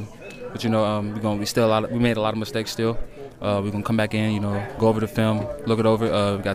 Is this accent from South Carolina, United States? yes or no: no; Tennessee, United States; born or raised there; moved away